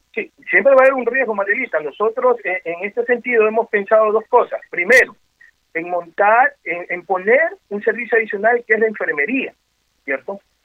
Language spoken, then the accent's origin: Spanish; Ecuador; como los ecuatorianos bailamos